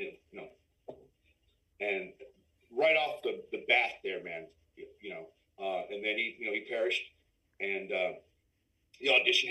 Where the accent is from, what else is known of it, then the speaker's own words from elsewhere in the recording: San Antonio, Texas, United States; also born or lived in Los Angeles / Austin; I'm from San Antonio